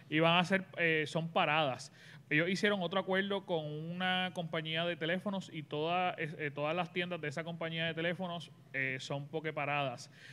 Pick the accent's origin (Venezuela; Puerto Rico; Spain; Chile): Puerto Rico; Dragon Ball Z y Pokémon, que los daban aquí en Puerto Rico a la misma vez